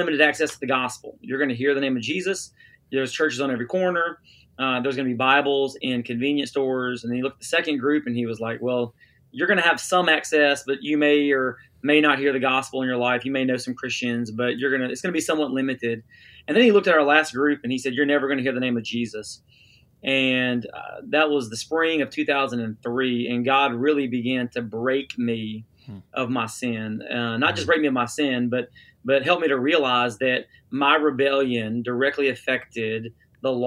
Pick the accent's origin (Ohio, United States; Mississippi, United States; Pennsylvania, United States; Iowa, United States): Mississippi, United States; Coldwater; I grew up in Tate County, just south of DeSoto here in North Mississippi